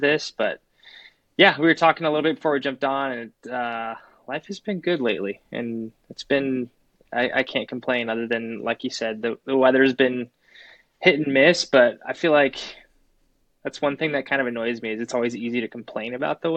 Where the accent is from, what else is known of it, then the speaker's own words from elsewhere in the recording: Phoenix, Arizona, United States; Growing up in Phoenix, Arizona, I was really into riding and racing motorcycles.